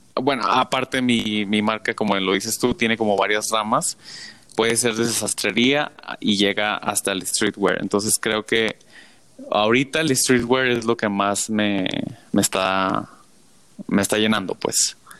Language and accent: Spanish; Tijuana, Baja California, Mexico; yo soy de Tijuana